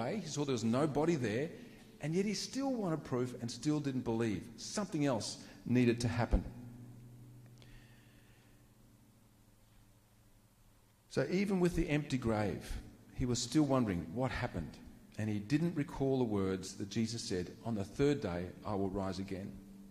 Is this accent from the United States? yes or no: no; Queensland, Australia; I was born in Queensland